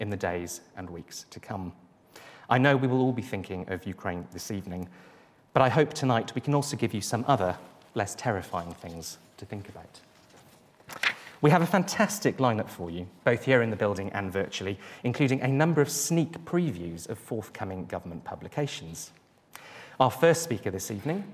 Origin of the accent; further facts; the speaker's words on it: Welsh, Wales, United Kingdom; Being Welsh